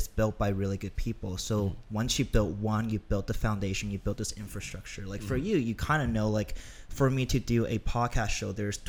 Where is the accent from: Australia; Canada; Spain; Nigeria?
Canada; Toronto, Ontario; now in Los Angeles, United States; And that's why I moved to LA from Toronto.